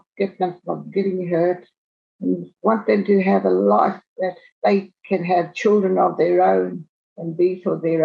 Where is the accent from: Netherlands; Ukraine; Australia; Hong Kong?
Australia; Alice Springs, Northern Territory; I grew up in Alice Springs, born in Alice Springs